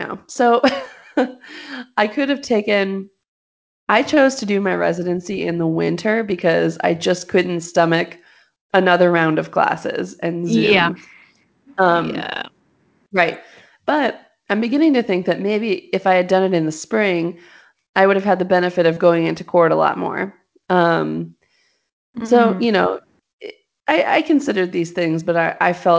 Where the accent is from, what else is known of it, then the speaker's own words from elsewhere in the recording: Los Angeles, California, United States; moved away; I'm from Los Angeles